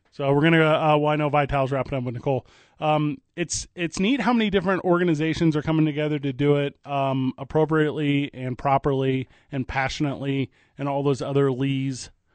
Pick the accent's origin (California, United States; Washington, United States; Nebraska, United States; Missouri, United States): Missouri, United States; St. Louis; now in Albuquerque, United States; I grew up in Saint Louis, Missouri